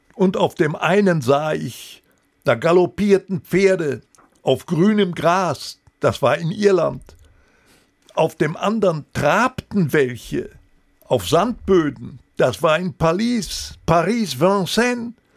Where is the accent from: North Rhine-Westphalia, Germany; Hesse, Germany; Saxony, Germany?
North Rhine-Westphalia, Germany; Recklinghausen; Ich hatte immer noch ein Postfach bei der Hauptpost in Recklinghausen. Das war meine Geburtsstadt, wo ich auch äh, aufs Gymnasium ging